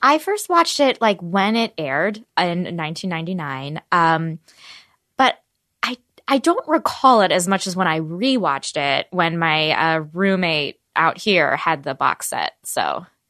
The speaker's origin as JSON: {"language": "English", "town": "Voorhees", "region": "New Jersey", "country": "United States", "tie": "born or raised there", "said": "I grew up in Jersey."}